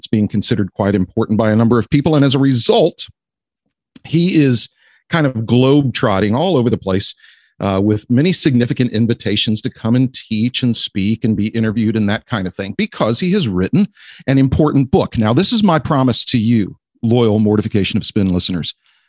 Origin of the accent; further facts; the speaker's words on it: Houston, Texas, United States; Katy, Texas, in the Houston area, my hometown.